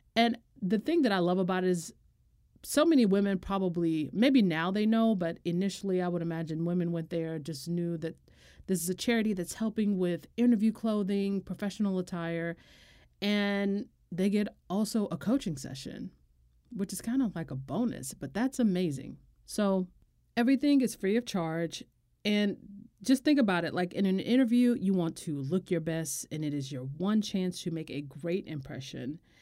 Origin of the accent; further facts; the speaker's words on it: United States; as an American